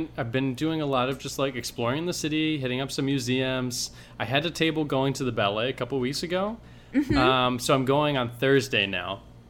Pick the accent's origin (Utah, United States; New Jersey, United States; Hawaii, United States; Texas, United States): New Jersey, United States; moved away; also born or lived in North Carolina; I'm from New Jersey.